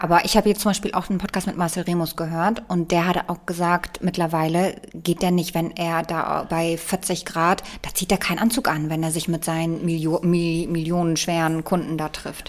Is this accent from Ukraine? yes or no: no; Bremen, Germany; ich bin in Bremen aufgewachsen